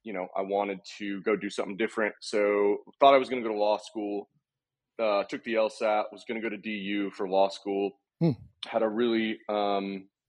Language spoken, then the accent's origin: English; Austin, Texas, United States; born and raised in Austin, Texas